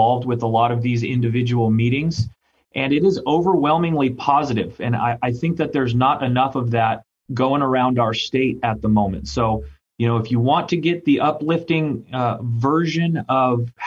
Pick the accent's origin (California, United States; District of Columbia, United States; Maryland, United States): California, United States; Orange County; I grew up in Orange County